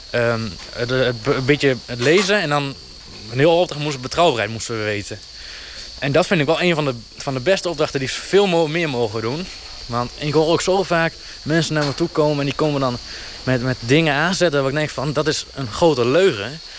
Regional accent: Noordsleen, Drenthe, Netherlands; uh, eh, 23 jaar en eh, ik kom uit Noordsleen.

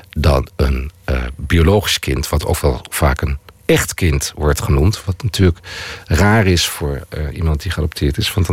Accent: Netherlands; Ik ben helemaal niet van hier. Ik ben van Nederland.

